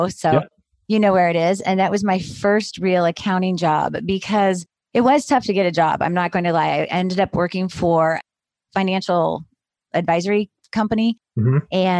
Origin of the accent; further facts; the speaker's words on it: Sacramento, California, United States; moved away as an adult; also born or lived in San Jose, California / Eugene, Oregon; now in Salem, United States; Born and raised in Sacramento and went to college.